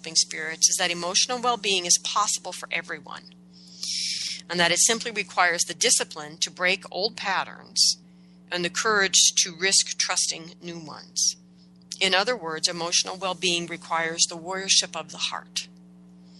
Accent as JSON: {"language": "English", "country": "United States", "tie": "born or raised there", "said": "growing up in America"}